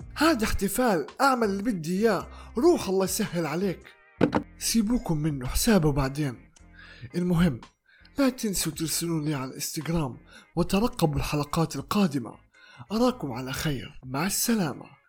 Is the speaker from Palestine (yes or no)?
yes; Palestine; accent: Palestinian; بلهجتي الفلسطينية